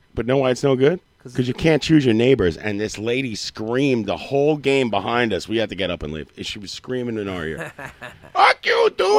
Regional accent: Rochester, New York, United States; I'm from Rochester, New York.

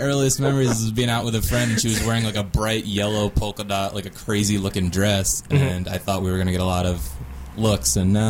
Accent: Delaware, United States; moved away; my home state of Delaware

